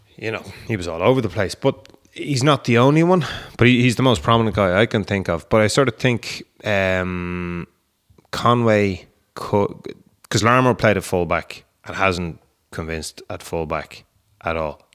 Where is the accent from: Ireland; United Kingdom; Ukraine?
Ireland; we grew up in Ireland